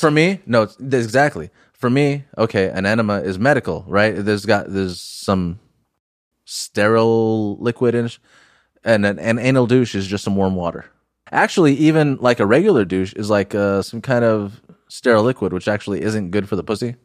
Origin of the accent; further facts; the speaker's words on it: Huntington Beach, California, United States; I grew up in Huntington Beach